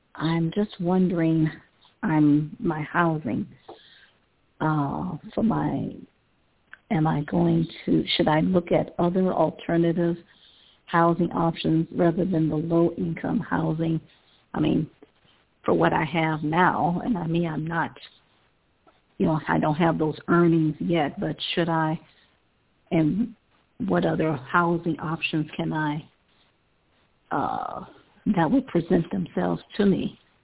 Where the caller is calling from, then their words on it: Cleveland, Ohio, United States; I'm calling from Cleveland, Ohio